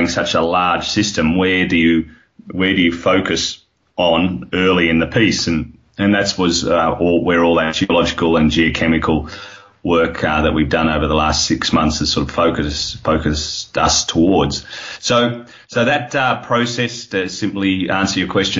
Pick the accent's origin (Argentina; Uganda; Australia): Australia; accent: Australian; You can hear my accent. It's Australian